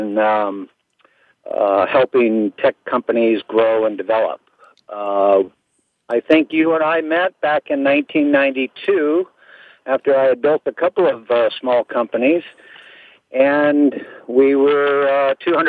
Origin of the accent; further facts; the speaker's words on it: Bay Area, California, United States; I was born and raised in California here in the Bay Area. Silicon Valley is sort of my hometown south of us